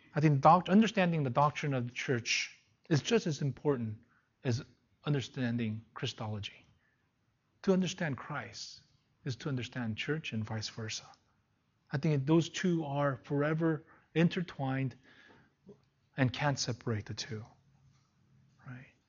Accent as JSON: {"language": "English", "country": "South Korea", "tie": "born or raised there", "moved": "yes", "said": "Went back to my hometown"}